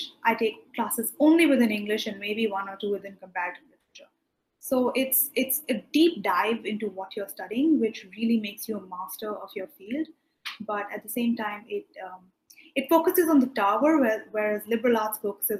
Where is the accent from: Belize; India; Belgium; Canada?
India; moved away as an adult; also born or lived in London / Maine; I'm from India